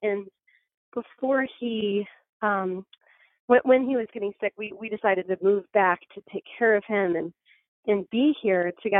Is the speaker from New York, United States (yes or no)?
yes; Skaneateles, New York, United States; moved away as an adult; also born or lived in Japan / Boston / Colorado; now in Auburn, United States; But I grew up in Skaneateles and went to high school there and then went off to study abroad in Japan and then went to college in Boston and then ended up in Colorado